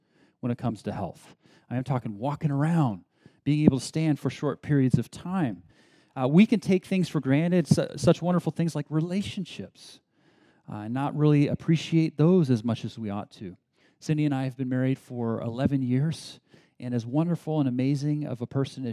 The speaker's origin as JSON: {"language": "English", "town": "Berkeley", "region": "California", "country": "United States", "tie": "born or raised there", "also_born_or_lived": "San Diego, United States / Beijing, China", "said": "I grew up in San Diego and then was raised more or less in Berkeley, so in the Bay Area"}